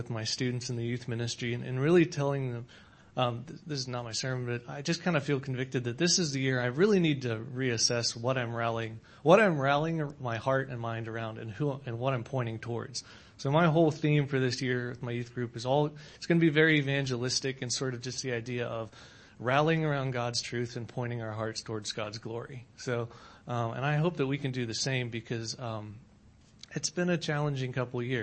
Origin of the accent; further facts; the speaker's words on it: Nebraska, United States; moved away; I am from Nebraska originally. That's where I was born.